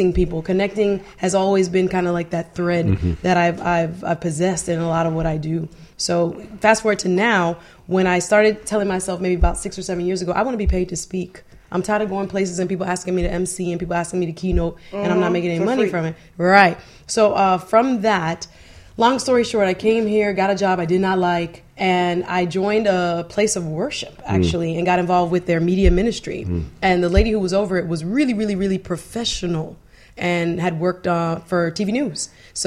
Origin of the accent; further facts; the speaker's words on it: Fort Lauderdale, Florida, United States; also born or lived in Jamaica; I grew up in Fort Lauderdale, though. So, okay. I consider myself really a Floridian